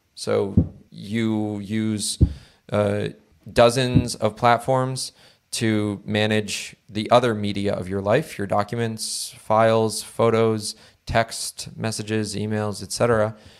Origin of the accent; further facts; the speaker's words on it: Connecticut, United States; I come from Connecticut